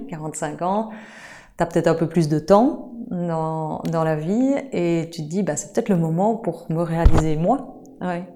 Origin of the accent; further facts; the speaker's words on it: Liège, Wallonia, Belgium; je suis liégeoise d'origine et j'habite toujours à Liège d'ailleurs